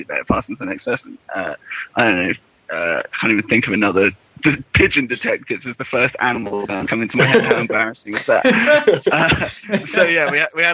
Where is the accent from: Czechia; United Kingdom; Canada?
United Kingdom; moved away; I grew up in Britain.